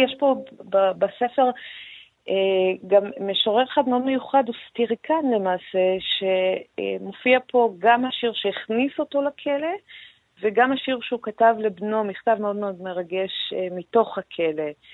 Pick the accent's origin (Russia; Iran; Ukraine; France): Iran; now in Israel; כאני האיראנית.